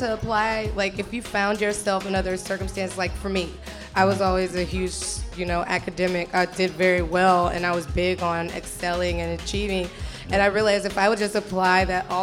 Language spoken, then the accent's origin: English; Tallahassee, Florida, United States; I'm from Tallahassee, Florida